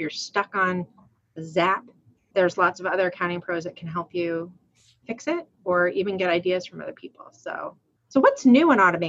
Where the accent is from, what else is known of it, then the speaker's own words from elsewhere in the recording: Rhode Island, United States; I'm from Rhode Island, but I do pronounce my R's